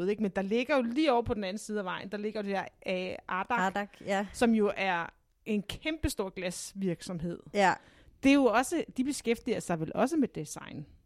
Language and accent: Danish; Næstved, Zealand, Denmark; jeg er født og opvokset i Næstud